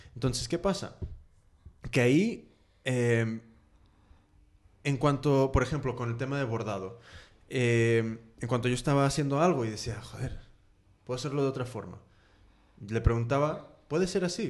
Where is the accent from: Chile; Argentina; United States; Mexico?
United States; now in Spain; yo soy de Estados Unidos, entonces siempre contrasto con cómo son las cosas ahí